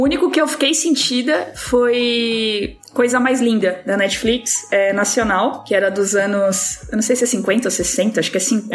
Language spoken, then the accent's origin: Portuguese; São Paulo, Brazil; moved away as an adult; Eu cresci no Capão